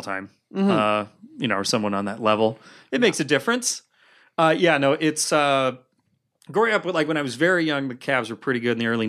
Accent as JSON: {"language": "English", "town": "Cleveland", "region": "Ohio", "country": "United States", "tie": "born or raised there", "said": "Born and raised in Cleveland, Ohio."}